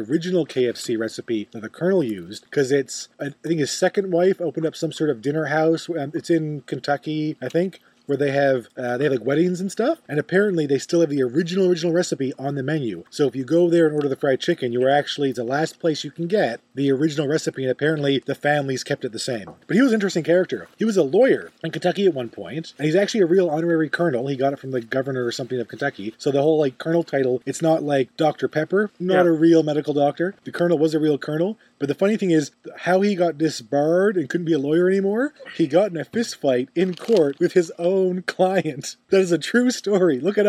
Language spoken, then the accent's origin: English; Newfoundland and Labrador, Canada; Also, full of newfies. Yeah. My people go everywhere